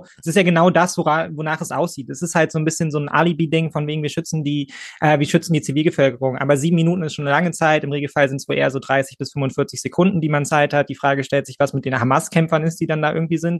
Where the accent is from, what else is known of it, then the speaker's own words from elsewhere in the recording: Germany; als Deutsche, als Bio-Deutsche